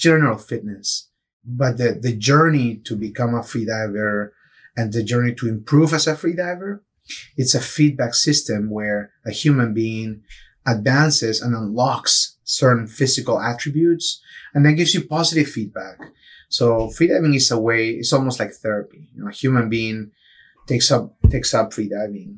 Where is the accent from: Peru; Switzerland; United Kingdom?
Peru; also born or lived in Michigan; now in Tampa Bay, United States; I grew up in Peru, so I grew up surfing in the coast.